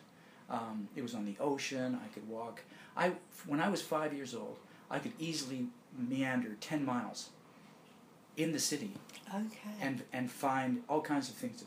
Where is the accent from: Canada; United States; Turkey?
Canada; Victoria, British Columbia; also born or lived in Glasgow, Scotland; I immigrated to Victoria on Vancouver Island when I was 2 years old.